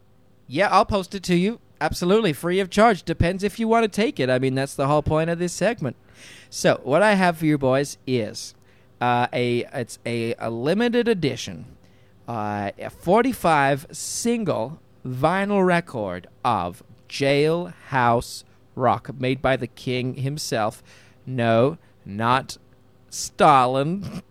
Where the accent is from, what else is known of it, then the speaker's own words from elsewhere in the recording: Arkansas, United States; Oh, I'm just at home. I live in Arkansas.